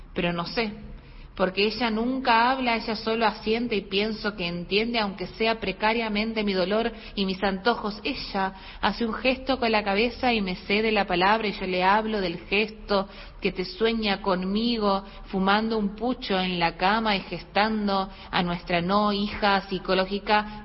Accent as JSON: {"language": "Spanish", "region": "Santiago del Estero", "country": "Argentina", "tie": "born or raised there", "said": "soy oriunda de Santiago del Estero"}